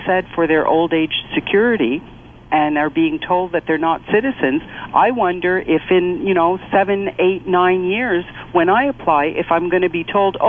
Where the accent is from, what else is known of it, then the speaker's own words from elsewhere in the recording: Canada; I was born in Canada, Canadian citizen, have always been a Canadian citizen, I have never lost my citizenship.